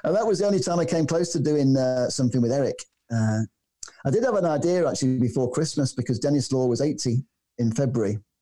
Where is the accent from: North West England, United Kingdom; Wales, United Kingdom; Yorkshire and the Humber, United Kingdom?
North West England, United Kingdom; Manchester; I come from Manchester. I'm half Maltese. My mother's from Malta.